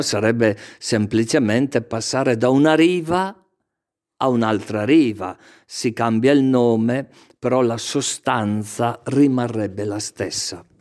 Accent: Castenedolo, Lombardy, Italy; il primo anno delle scuole elementari al mio paese, Castenedolo

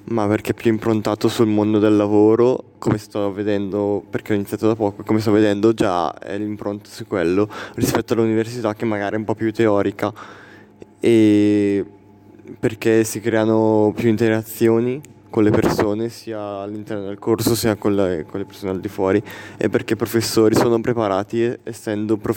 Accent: Urago d'Olio, Lombardy, Italy; Di Urago d'Olio.

